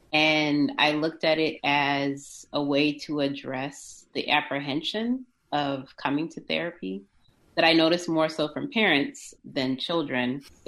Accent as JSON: {"language": "English", "country": "Japan", "tie": "born there", "also_born_or_lived": "United States / Zimbabwe / Switzerland", "said": "I was born in Japan, lived in the States for a little while, lived in Zimbabwe, which is where my family is from, lived in Switzerland for high school, part of middle school"}